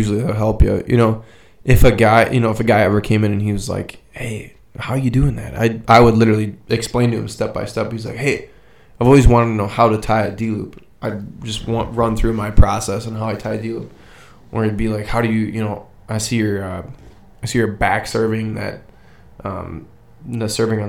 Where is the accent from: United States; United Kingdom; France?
United States; Midwest; I'm from Midwest